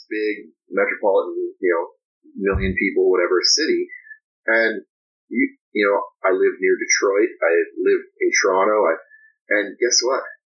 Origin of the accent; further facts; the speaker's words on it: Belgrade, Serbia; moved away; growing up in Belgrade, our home was broken into twice